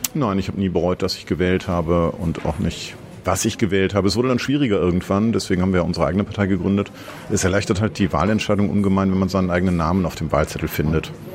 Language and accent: German; Osnabrück, Lower Saxony, Germany; also born or lived in Vienna; now in Berlin, Germany; Ich komme aus ähm, einer kleinen Stadt in Westdeutschland, Osnabrück.